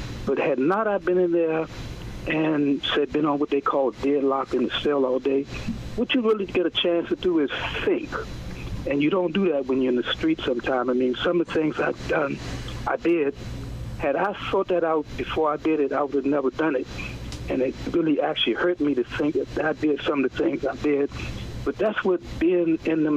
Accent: New York City, New York, United States; I'm from Queens

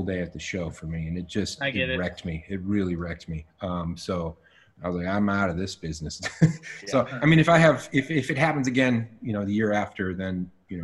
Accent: Minnesota, United States; moved away; I grew up in Minnesota

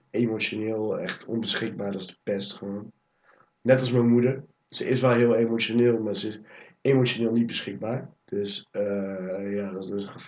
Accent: Nijmegen, Gelderland, Netherlands; also born or lived in Almere / Cuijk; ik ben geboren in Almere. Daar heb ik tot een jaar of vier gewoond. Toen ben ik naar Kuik verhuisd. En daar heb ik een paar maandjes gewoond. Toen zijn we naar Nijmegen gewoond gegaan. Daar heb ik negen jaar gewoond.

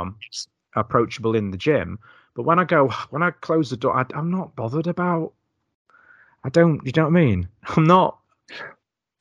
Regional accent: Doncaster, Yorkshire and the Humber, United Kingdom; moved away as an adult; now in Knaresborough, United Kingdom; I'm from Doncaster

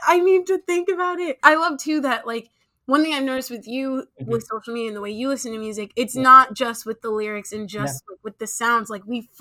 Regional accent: Nigeria; I am Nigerian

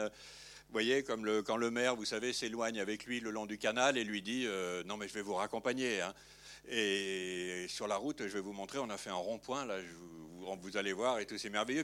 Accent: Lyon, Auvergne-Rhône-Alpes, France; moved away; quand j'appelais le dimanche chez moi à Lyon

